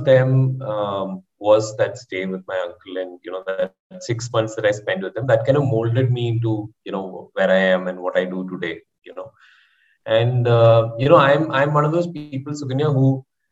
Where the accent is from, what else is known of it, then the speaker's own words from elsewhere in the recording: Kerala, India; I am from Kerala